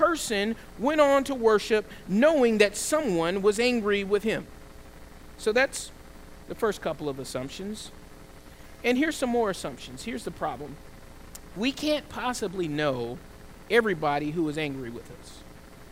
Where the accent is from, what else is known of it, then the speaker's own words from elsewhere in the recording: the South, United States; I grew up in the South